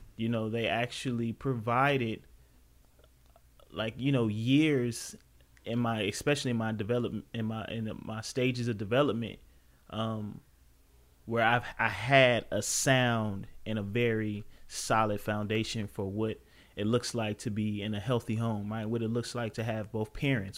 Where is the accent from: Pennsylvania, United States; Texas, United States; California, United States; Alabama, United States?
California, United States; Los Angeles; also born or lived in Compton; I come from South Central Los Angeles